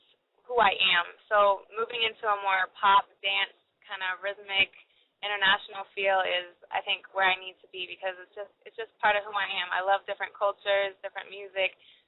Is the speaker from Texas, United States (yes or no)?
no; Jacksonville, Florida, United States; I'm from Jacksonville, Duval.